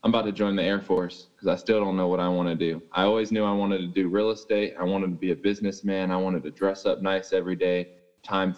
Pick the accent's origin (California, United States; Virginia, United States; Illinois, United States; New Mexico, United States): California, United States; Fairfield; moved away as an adult; now in Colorado, United States; I'm from California, and I went to a school called Fairfield High in Cali